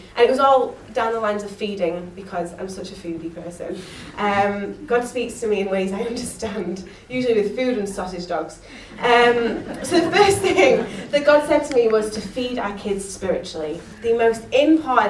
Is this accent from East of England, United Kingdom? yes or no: no; Yorkshire and the Humber, United Kingdom; I'm a Yorkshire girl